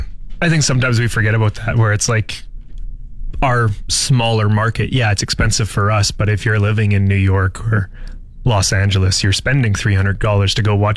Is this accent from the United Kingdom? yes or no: no; Saskatchewan, Canada; born and bred in Saskatchewan, right?